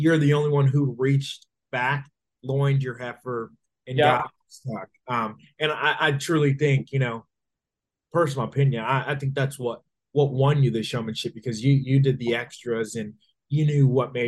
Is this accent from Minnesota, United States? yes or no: yes; Minnesota, United States; now in Texas, United States; Although I'm from Minnesota, they certainly have taken me in as now a Texas resident